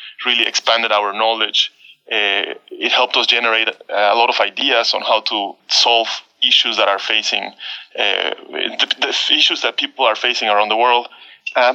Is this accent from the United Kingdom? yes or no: no; Baja California peninsula, Mexico; moved away; I come from the Baja California Peninsula, the northwest of Mexico.